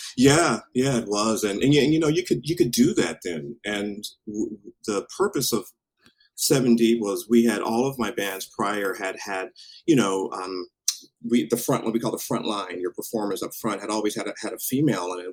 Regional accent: Tacoma, Washington, United States; moved away; also born or lived in Alaska; born and raised in Tacoma

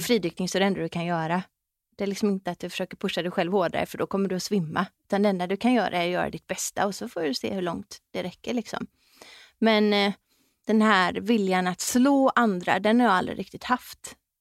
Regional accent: West Coast, Sweden; så är jag uppväxt på västkusten

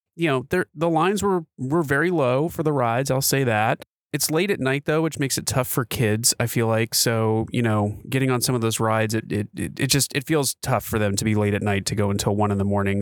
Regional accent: Seattle, Washington, United States; we're from Seattle, so that says something. We're, we're used to being out in the rain

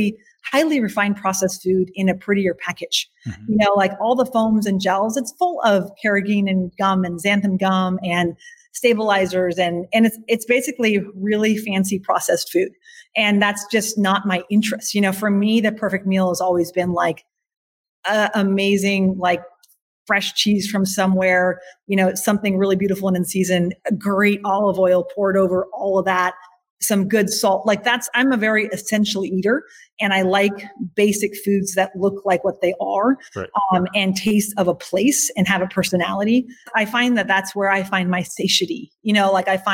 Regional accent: Eugene, Oregon, United States; also born or lived in Bavaria, Germany; I left that farm when I was 3. So I was very small. I definitely I grew up then in Eugene, Oregon

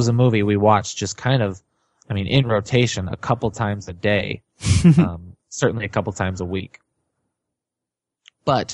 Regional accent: Chicago, Illinois, United States; I grew up in Chicago

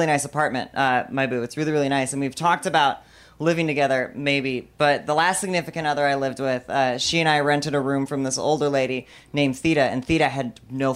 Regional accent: Bartonville, Illinois, United States; moved away; my hometown of Bartonville, Illinois

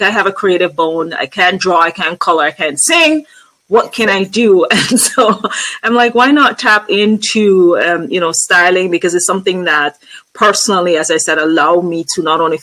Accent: Antigua & Barbuda; moved away; I'm originally from Antigua and Barbuda, which is in the Caribbean

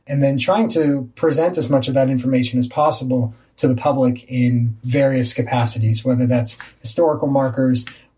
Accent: Virginia, United States; moved away as an adult; also born or lived in Seattle, Washington; I grew up in Virginia.

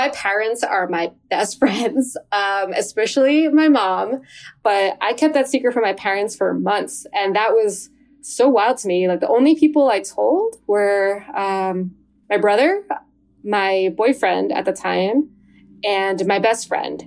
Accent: New Jersey, United States; moved away as an adult; also born or lived in Western Massachusetts; now in Massachusetts, United States; I grew up in New Jersey

